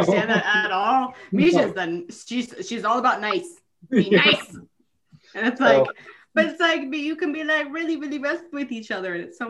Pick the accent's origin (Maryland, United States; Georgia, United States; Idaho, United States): Idaho, United States; There's four of us and two parents. And we're from Idaho.